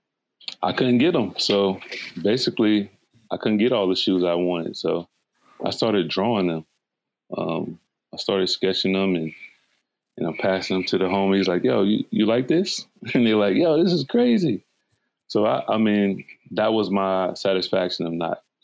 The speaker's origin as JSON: {"language": "English", "town": "Fayetteville", "region": "North Carolina", "country": "United States", "tie": "born or raised there", "moved": "as an adult", "lives_now": "Portland, United States", "said": "I'm originally from Fayetteville, North Carolina"}